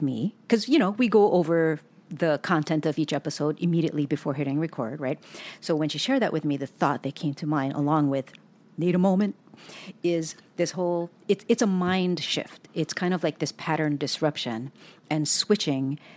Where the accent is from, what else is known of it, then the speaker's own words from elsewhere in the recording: Hawaii, United States; also born or lived in Southern California; now in Pacific Northwest, United States; we were born and raised in Hawaii and then we moved to Southern California